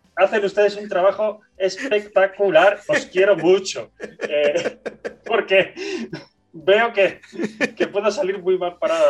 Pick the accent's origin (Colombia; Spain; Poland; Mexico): Spain; Bilbao, Basque Country; soy de Bilbao